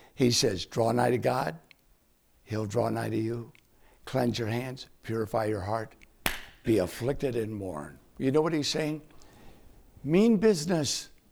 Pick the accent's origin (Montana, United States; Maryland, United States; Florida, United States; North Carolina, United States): North Carolina, United States; Winston-Salem; my hometown, Winston-Salem, North Carolina